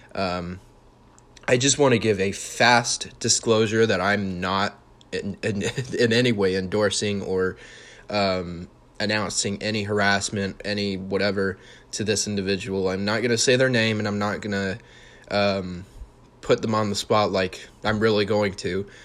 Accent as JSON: {"language": "English", "region": "Utah", "country": "United States", "tie": "born or raised there", "said": "I was born in Utah."}